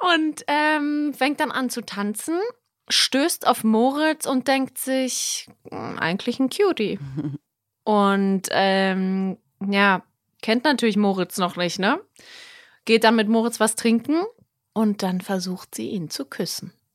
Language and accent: German; Berlin, Germany; moved away as an adult; also born or lived in South Tyrol, Italy; ich bin ja aus Berlin, meine Familie ist noch hier, aber ich bin ja wirklich zurückgekommen aus Italien, aus Südtirol wegen GZSZ